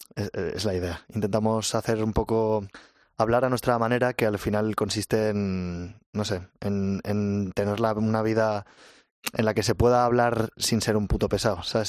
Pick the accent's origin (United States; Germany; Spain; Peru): Spain; Huesca, Aragon; moved away as an adult; now in Madrid, Spain; Jorge, el batería y yo somos de Huesca